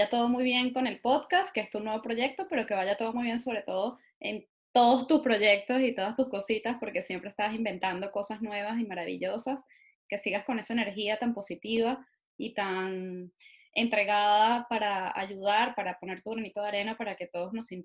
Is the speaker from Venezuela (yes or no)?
yes; Venezuela; que están siendo esos venezolanos que, que has mencionado hace un rato, eh, que somos únicos y, maravillosos